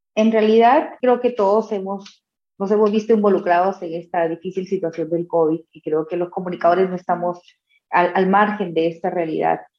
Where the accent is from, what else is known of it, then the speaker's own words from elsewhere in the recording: Trujillo, La Libertad, Peru; quien te habla vive también en provincias, soy de Trujillo, la capital de la eterna primavera